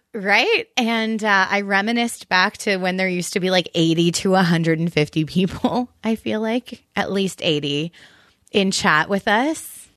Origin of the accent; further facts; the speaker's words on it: Canada; I'm just Canadian.